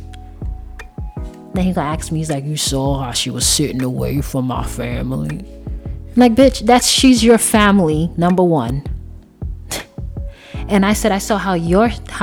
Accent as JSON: {"language": "English", "region": "New York", "country": "United States", "moved": "yes", "said": "I'm from New York"}